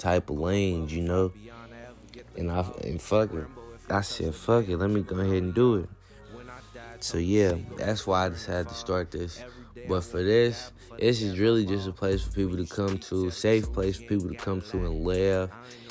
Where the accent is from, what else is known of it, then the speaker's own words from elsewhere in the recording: Louisville, Kentucky, United States; I'm from Louisville